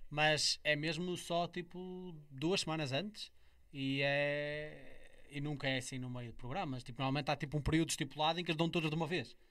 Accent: Amarante, Porto District, Portugal; sou de Amarante, mas oh, este carnaval que eu estou a falar nem sequer era no centro de Amarante, era numa Sim. terra ao lado, numa freguesia bem rural, Gondar, onde eu nasci

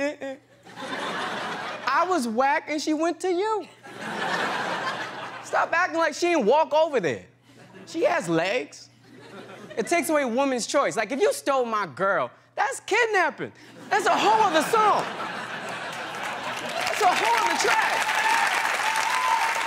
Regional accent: New York, United States; I'm from New York

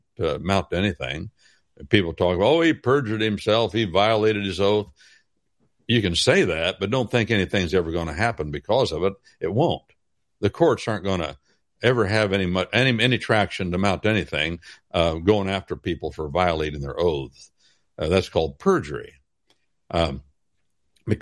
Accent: Wabash Valley, United States; I'm from the Wabash Valley

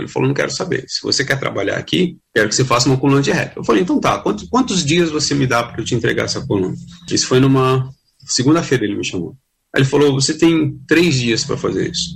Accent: Santos, São Paulo, Brazil; moved away as an adult; now in São Paulo, Brazil; Eu sou de Santos

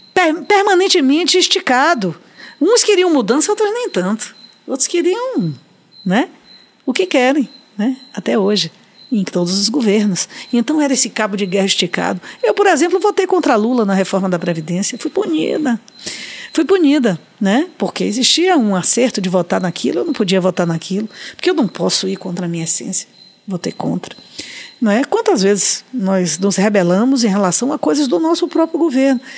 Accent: Salvador, Bahia, Brazil; na maternidade Climério de Oliveira, onde eu nasci e onde minha filha nasceu por opção minha

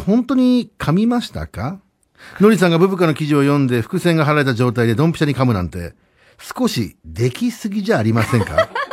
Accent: Tateyama/Wada area, Chiba, Japan; その隣がうちの地元の

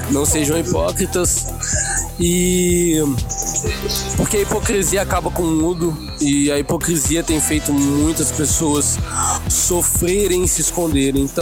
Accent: Espírito Santo, Brazil; Visto que, desculpa aí, mas eu moro perto da praia. É, ele é Sou capixaba.

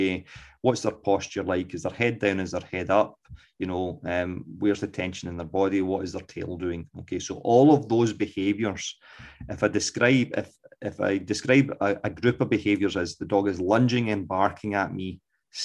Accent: Scotland, United Kingdom; accent: Scots; my dulcet Scots accent

